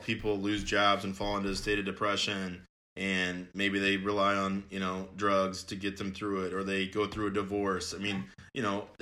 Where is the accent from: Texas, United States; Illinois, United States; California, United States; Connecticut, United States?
Illinois, United States; Belleville; I am from Belleville